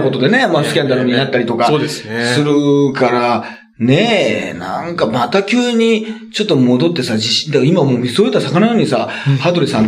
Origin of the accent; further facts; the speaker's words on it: Ehime, Japan; まあ僕、まあ出身愛媛県なので。